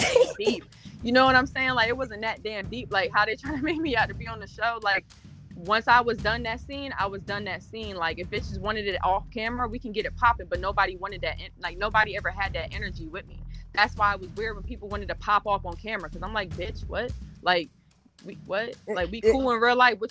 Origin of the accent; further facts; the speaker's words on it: Salisbury, Maryland, United States; I'm from Salisbury, Maryland